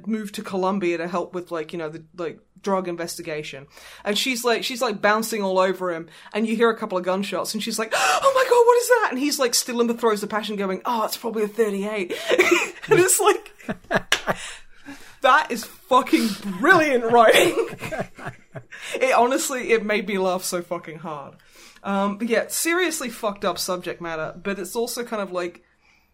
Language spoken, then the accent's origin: English; Australia; moved away; As an Australian